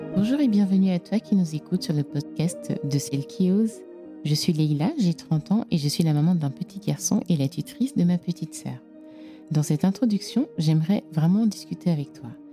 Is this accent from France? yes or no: no; Cameroon; je suis originaire du Cameroun